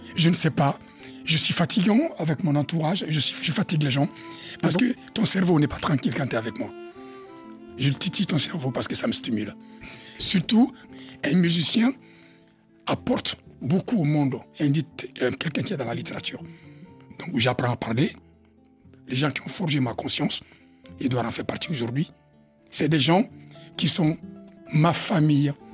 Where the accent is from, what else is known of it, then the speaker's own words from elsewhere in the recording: Mali; now in France; je viens de l'Afrique.